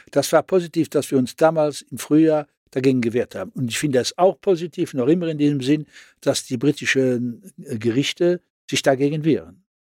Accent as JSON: {"language": "German", "country": "Luxembourg", "said": "als Luxemburger war, und dann als eh, Europäer."}